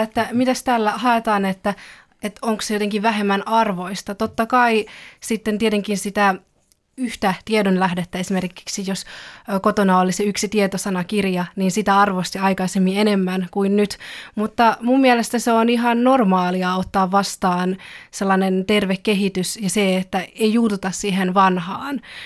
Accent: Finland; born or raised there; first language Finnish; also born or lived in China / Belgium / Kauniainen, Finland

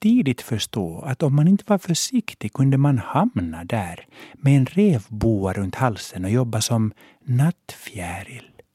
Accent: Helsinki, Uusimaa, Finland; first language Swedish; moved away as an adult; now in Stockholm, Sweden; Jag växte upp på Båtsmansgatan 1 i hörnet av Fredriksgatan med biografen Merano mittemot

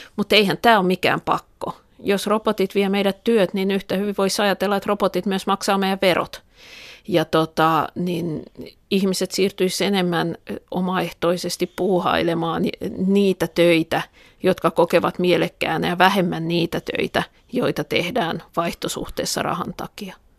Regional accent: Tampere, Pirkanmaa, Finland; Pispalaa, josta mä olen kotosi

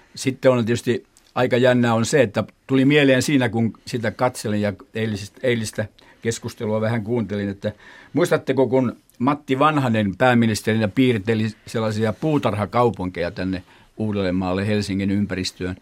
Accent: Jurva, South Ostrobothnia, Finland; Jurvajosta. Minä olen kotoisin

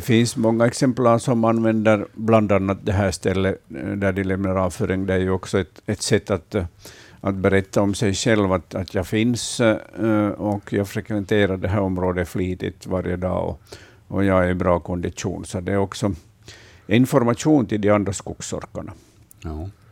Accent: Vaasa, Ostrobothnia, Finland; I min barndom här i Vasa, där jag är uppvuxen

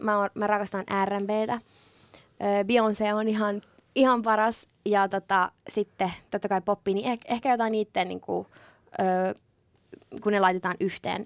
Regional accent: Finland; mä oon just aina asunut Suomessa, mä oon syntynyt Suomessa

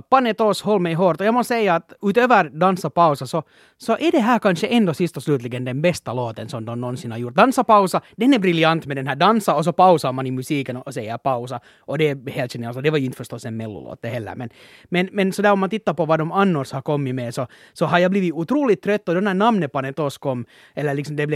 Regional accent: Finland; man som finländare borde flagga

